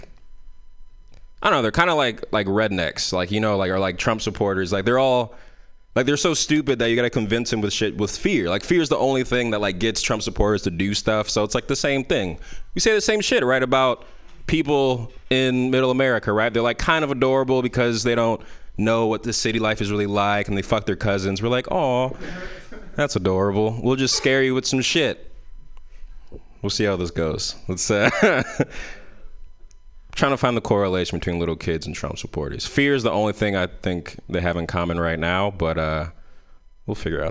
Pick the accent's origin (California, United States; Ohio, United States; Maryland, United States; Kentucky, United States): California, United States; San Francisco; I grew up in San Francisco, so a lot of our parties were in parks